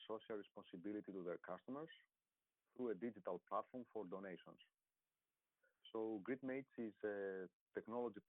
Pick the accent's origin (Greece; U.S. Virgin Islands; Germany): Greece; moved away; I was in my home country in Greece.